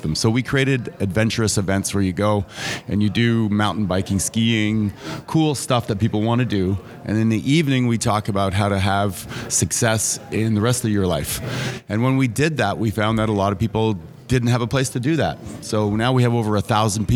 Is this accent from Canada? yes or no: yes; Montreal, Quebec, Canada; I grew up in Montreal, Quebec